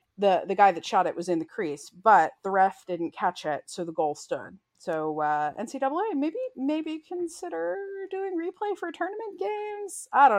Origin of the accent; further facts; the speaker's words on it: near Elizabethtown, Pennsylvania, United States; Elizabethtown College, very near to my hometown